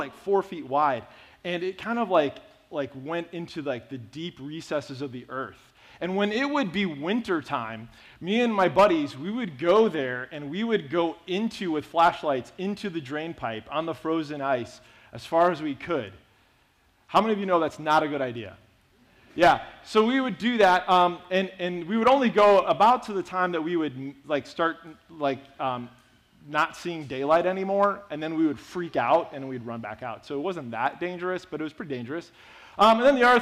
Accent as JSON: {"language": "English", "town": "Lansing", "region": "Illinois", "country": "United States", "tie": "born or raised there", "also_born_or_lived": "Seattle", "said": "But Lansing, Illinois is where I grew up"}